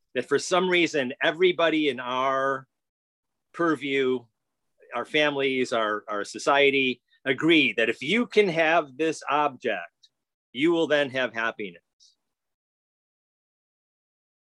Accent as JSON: {"language": "English", "country": "United States", "said": "I'm an American"}